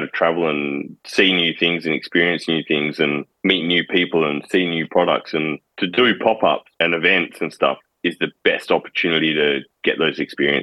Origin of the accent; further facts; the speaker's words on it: Perth, Western Australia, Australia; City Beach, which is the beach I grew up in Perth